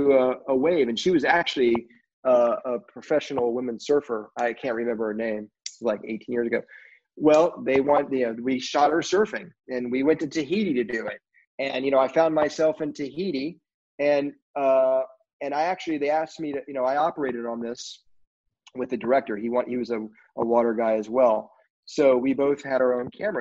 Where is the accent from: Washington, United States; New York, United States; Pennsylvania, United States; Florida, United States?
Florida, United States; Central; I came from Central Florida growing up on the lake skiing